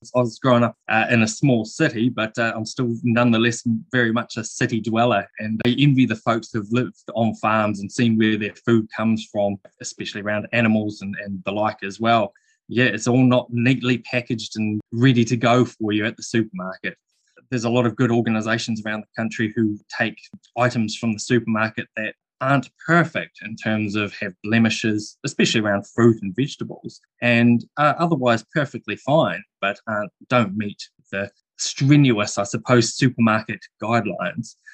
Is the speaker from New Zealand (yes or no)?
yes; New Zealand; as a Kiwi